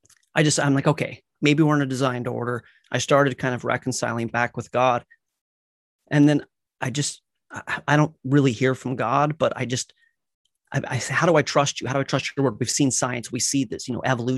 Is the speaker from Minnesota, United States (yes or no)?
no; Colorado, United States; I grew up in Colorado.